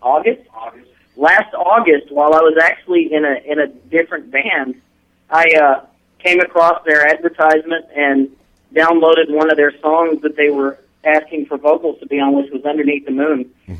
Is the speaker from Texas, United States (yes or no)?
yes; Dallas, Texas, United States; Dallas, Texas, actually.